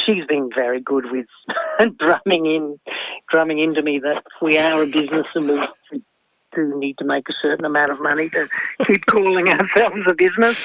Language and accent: English; Tasmania, Australia; people ask where I come from. I very rarely say Australia. It's not that I'm not proud of being Australian. I come from Tasmania